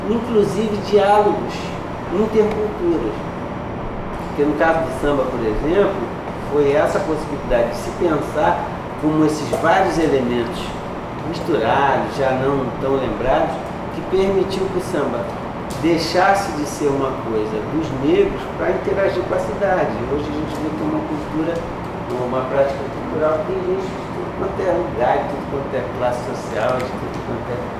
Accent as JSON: {"language": "Portuguese", "region": "Northeast Region", "country": "Brazil", "said": "eu sou nordestino"}